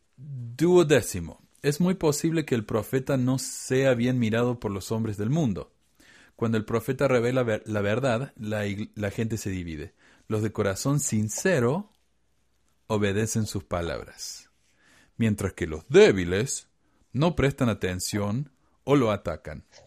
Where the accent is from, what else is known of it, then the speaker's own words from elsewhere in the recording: Córdoba, Argentina; Córdoba, Argentina, de donde soy yo.